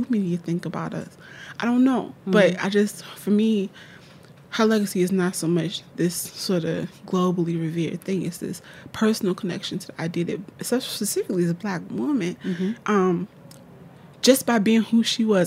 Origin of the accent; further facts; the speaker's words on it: Newark, New Jersey, United States; I'm from Newark, New Jersey